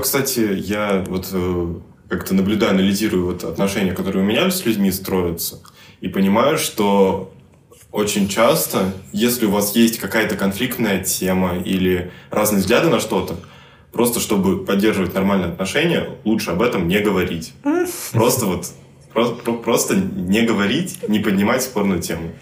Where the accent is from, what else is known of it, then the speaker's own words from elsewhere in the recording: Moscow, Russia; мы, москвичи, говорим на одном языке